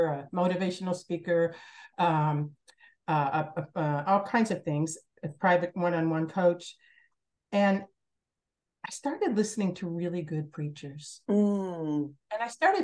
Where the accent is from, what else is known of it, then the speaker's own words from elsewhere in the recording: Hobart, Indiana, United States; I'm from Hobart, Indiana. And I had the most amazing childhood.